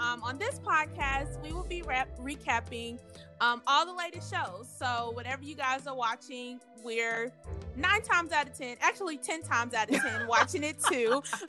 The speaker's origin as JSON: {"language": "English", "town": "Memphis", "region": "Tennessee", "country": "United States", "moved": "yes", "lives_now": "Nashville, United States", "said": "I am originally from Memphis, currently live in Nashville."}